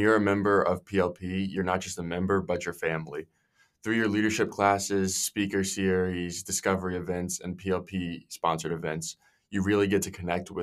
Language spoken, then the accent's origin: English; Spotsylvania, Virginia, United States; I'm a junior from Spotsylvania, Virginia